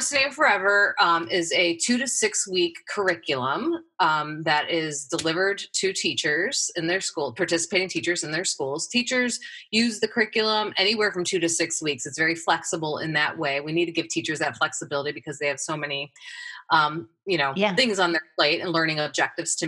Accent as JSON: {"language": "English", "region": "Midwest", "country": "United States", "tie": "born or raised there", "also_born_or_lived": "Ohio", "moved": "as an adult", "lives_now": "Oregon, United States", "said": "I come from the Midwest. That's where I grew up."}